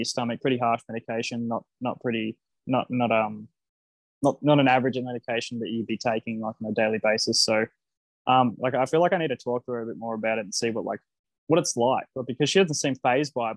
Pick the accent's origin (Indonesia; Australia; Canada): Australia; I'm an Australian